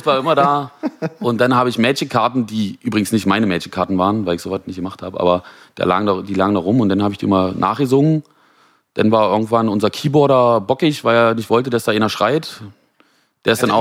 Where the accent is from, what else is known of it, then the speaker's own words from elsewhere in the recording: Genthin, Saxony-Anhalt, Germany; moved away as an adult; now in Berlin, Germany; komme eigentlich aus dem Osten der Republik, äh, aus Güsen, Gentin